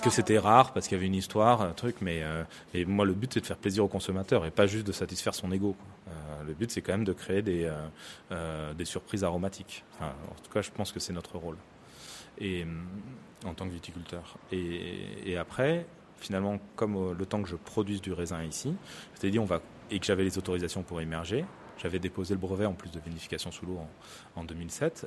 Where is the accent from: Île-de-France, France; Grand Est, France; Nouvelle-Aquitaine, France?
Nouvelle-Aquitaine, France; Saint-Jean-de-Luz; j'étais pas du Rugne, mais plutôt de Saint-Jean-de-Luz